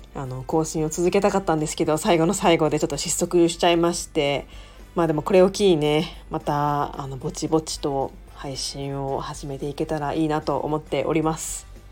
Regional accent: Kobe, Hyogo, Japan; moved away as an adult; now in Tokyo, Japan; 地元に帰って、神戸

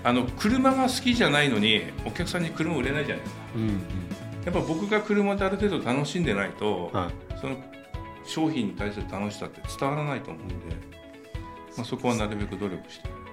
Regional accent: Katsushika, Tokyo, Japan; 生まれが葛飾なんですよ

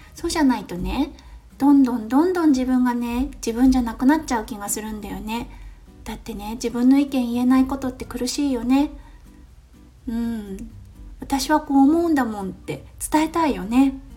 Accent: Japan; moved away as an adult; now in Australia; ここオーストラリアに来てまあ私日本で育って

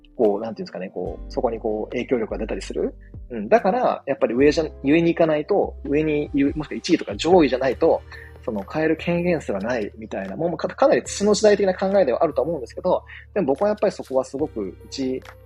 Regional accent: Shikoku, Japan; 僕と同じね、四国出身

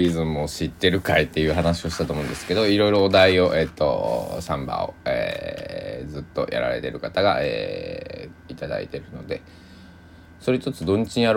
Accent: Kochi, Japan; moved away as an adult; also born or lived in Tokyo; now in Takamatsu, Japan; 僕の、えー、生まれ故郷の高知県

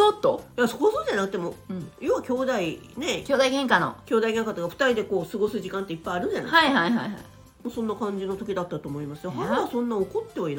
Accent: Kyushu, Japan; 明海の沿岸なんですよ。おおのりですね。

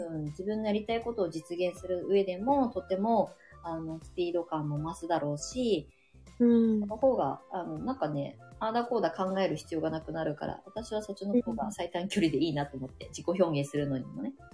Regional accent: Ibaraki, Japan; now in Shonan, Japan; 私の地元

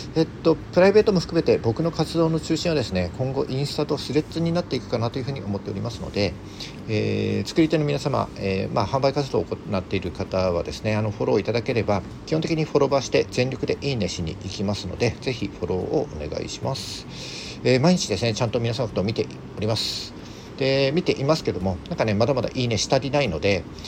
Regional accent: mountains of Yamagata, Japan; 僕あの出身が山形の山奥なので

